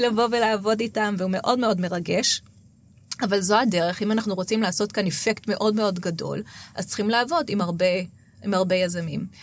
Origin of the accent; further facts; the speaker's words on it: Israel; אנחנו כישראלים